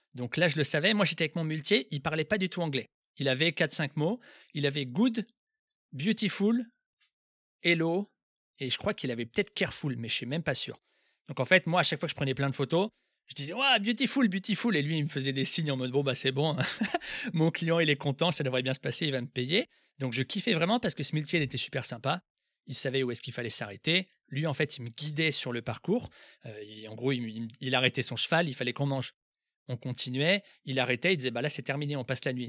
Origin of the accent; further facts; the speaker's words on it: France; moi aussi, je suis français